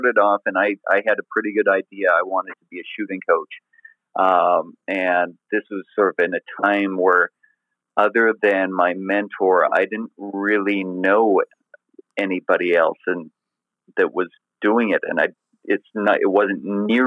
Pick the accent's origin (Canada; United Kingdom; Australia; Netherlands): Canada; being Canadian.